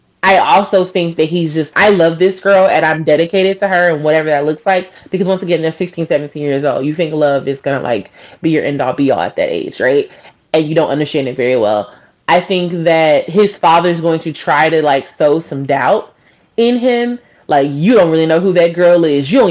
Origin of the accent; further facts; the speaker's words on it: the South, United States; being a Southerner, growing up here